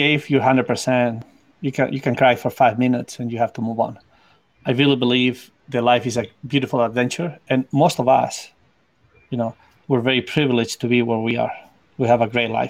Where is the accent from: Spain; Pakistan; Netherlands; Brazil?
Spain; English is a second language; moved away as an adult; now in United States; I came from Spain, and I didn't have English